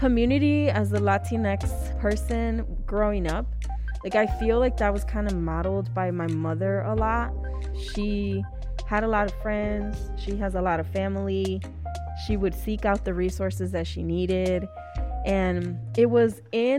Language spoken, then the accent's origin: English; Chicago, Illinois, United States; Born and raised in Chicago